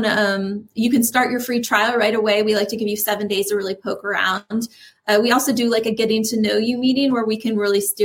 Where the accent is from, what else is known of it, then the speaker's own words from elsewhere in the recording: Apopka, Florida, United States; since I grew up in Apopka.